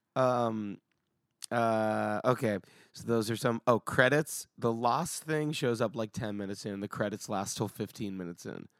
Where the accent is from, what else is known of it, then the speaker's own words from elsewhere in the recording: United States; as an American